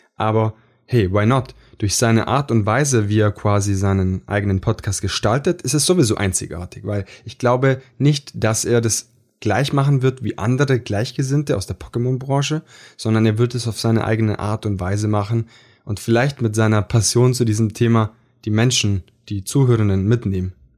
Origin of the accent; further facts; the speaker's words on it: Italy; Ich bin Italiener